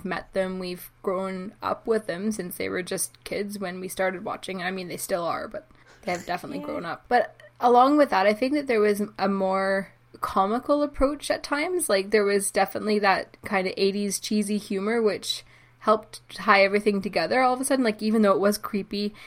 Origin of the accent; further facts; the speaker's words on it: Canada; I was only a child, like a young kid in the 80s, but also I'm from Canada